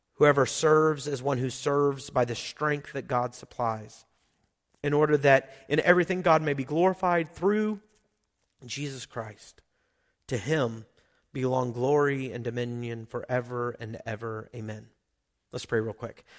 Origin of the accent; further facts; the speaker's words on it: Oklahoma, United States; moved away; I grew up in Oklahoma